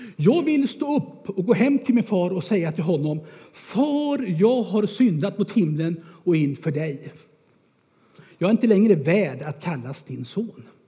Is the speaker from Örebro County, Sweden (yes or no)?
yes; Örebro, Örebro County, Sweden; Jag är född och uppväxt där i Örebro